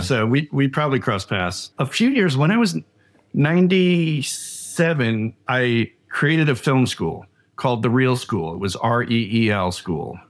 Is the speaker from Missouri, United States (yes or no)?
no; Long Island, New York, United States; I grew up in Long Island, New York